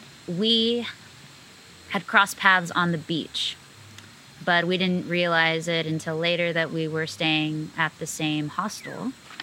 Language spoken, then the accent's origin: English; Rio Grande Valley, Texas, United States; moved away as an adult; also born or lived in Houston, Texas; I'm from the border between Texas and Mexico, but I grew up on the U.S. side in a region called the Rio Grande Valley. I was born in Houston, but I spent my life growing up down there in the valley.